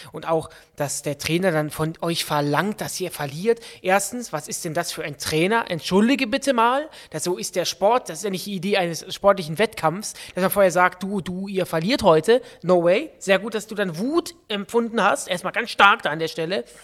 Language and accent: German; Austria; Ich bin aus Österreich und hier, geht, hier, gibt es noch den verpflichteten Grundwehrdienst beim Bundesheer.